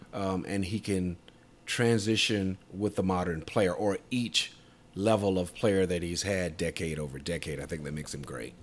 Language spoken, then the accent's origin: English; Tidewater area, Southeastern Virginia, United States; Southeastern Virginia, uh, Tidewater area where I'm from